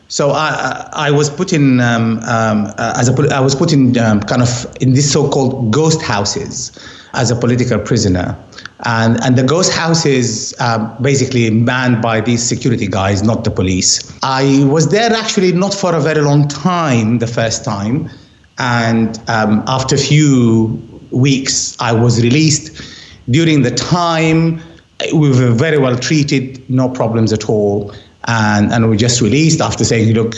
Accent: Khartoum, Sudan; moved away as an adult; also born or lived in Essex, United Kingdom; now in London, United Kingdom; I come from Khartoum, half Egyptian, half Sudanese, kind of ethnically, but I see myself more as Sudanese because I was born and raised there

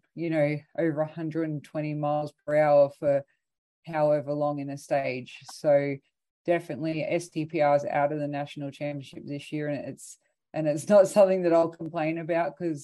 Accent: Australia; moved away as an adult; now in United States; I grew up racing in Australia

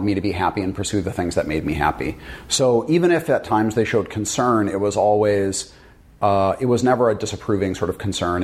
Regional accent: Wisconsin, United States; I was from Wisconsin, which is where TSR is from.

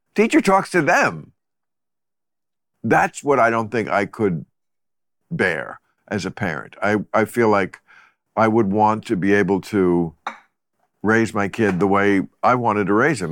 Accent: River Vale, New Jersey, United States; I grew up in New Jersey

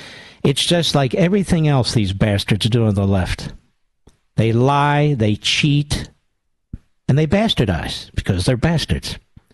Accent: Philadelphia, Pennsylvania, United States; I'm 64. I grew up in Philadelphia.

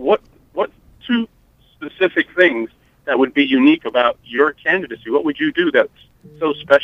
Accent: New York, United States; from New York, New York voter.

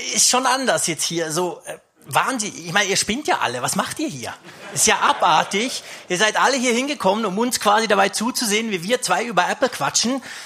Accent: Switzerland; ich komme aus der Schweiz, ich komme aus den Bergen, also richtig weit weg

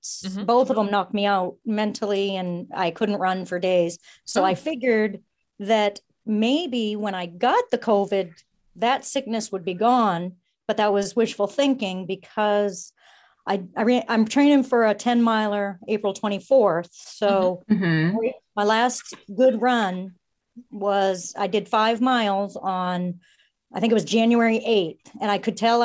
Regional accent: Maine, United States; born or raised there; also born or lived in Portland

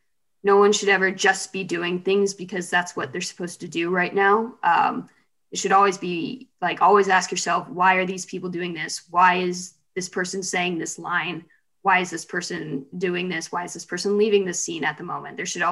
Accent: Cocoa Beach, Florida, United States; Cocoa Beach, kind of near Orlando.

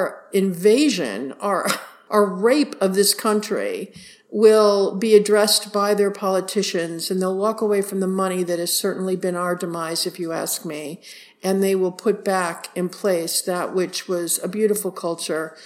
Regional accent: United States

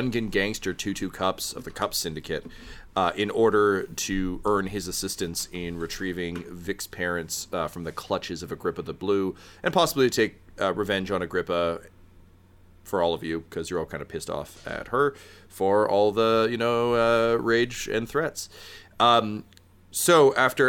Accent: Mississauga, Ontario, Canada; when I was a kid growing up in Mississauga

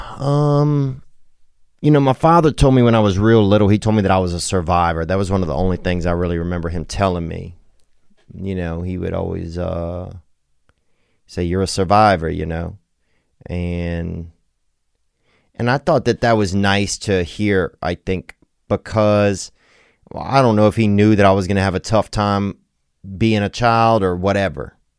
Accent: Louisiana, United States; now in Los Angeles, United States; I'm from Louisiana, so, bitch, I'm from Louisiana

